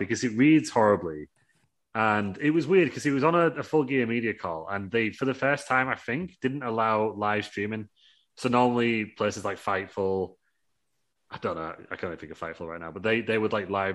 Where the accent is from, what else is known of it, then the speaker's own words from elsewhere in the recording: United Kingdom; I'm British.